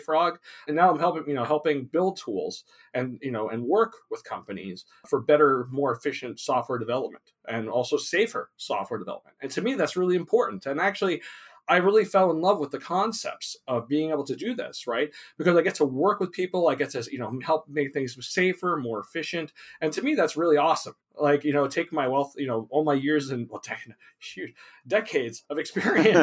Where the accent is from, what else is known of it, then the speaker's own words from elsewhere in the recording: New York, United States; also born or lived in Long Island / New Hampshire; now in California, United States; I grew up in New York. I was born in Long Island, and I moved to New Hampshire and New England, and then moved to California when I was 24